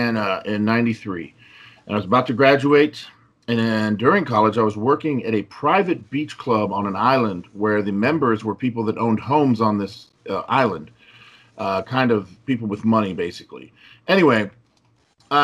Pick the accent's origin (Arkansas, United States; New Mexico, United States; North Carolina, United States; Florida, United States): Florida, United States; Miami; also born or lived in Lodi, California; Yeah, Lodi, California. Moved to Miami when I was about 4 years old. My dad moved over there. He was in the military. He was an attorney. And I grew up mainly in Miami, Florida.